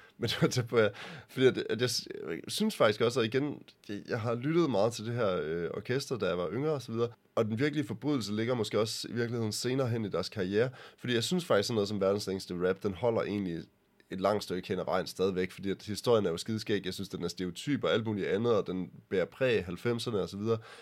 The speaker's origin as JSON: {"language": "Danish", "country": "Denmark", "said": "jeg er fra Jylland"}